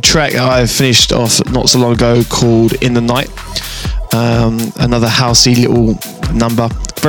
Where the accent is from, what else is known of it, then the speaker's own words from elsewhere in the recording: London, United Kingdom; now in Las Vegas, United States; I'm originally from London, UK, and now I live in Las Vegas.